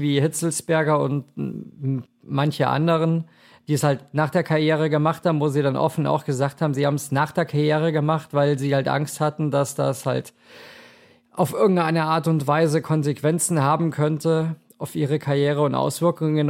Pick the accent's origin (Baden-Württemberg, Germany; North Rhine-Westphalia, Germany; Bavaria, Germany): Bavaria, Germany; Munich; now in Cologne, Germany; da wo ich ursprünglich herkomme aus München, da sagt man auch Fasching, aber ich bin ja mittlerweile hier, ja, sozialisiert in Köln